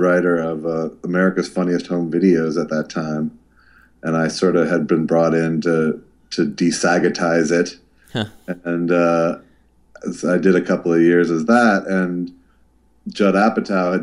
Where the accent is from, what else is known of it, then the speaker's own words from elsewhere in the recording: St. Louis Park, Minnesota, United States; now in California, United States; I grew up in St. Louis Park